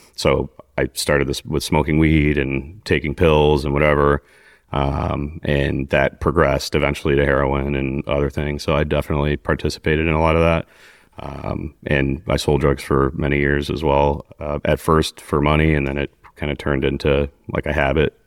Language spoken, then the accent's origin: English; Mokena, Illinois, United States; also born or lived in Glenwood, Illinois; I grew up in Glenwood, Illinois, which is a South Chicago suburb